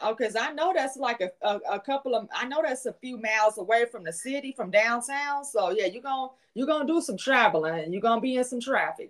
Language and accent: English; Chicago, Illinois, United States; my hometown of Chicago.